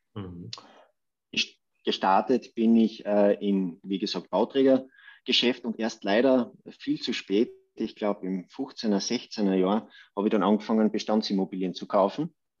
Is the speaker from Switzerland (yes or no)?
no; Judenburg, Styria, Austria; ich bin dort äh, quasi im Raum Obdach, Judenburg, wenn das ein Begriff ist, aufgewachsen